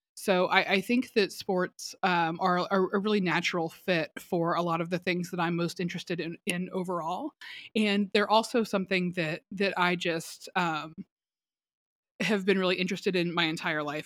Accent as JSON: {"language": "English", "town": "Atlanta", "region": "Georgia", "country": "United States", "tie": "born or raised there", "said": "I grew up in Metro Atlanta."}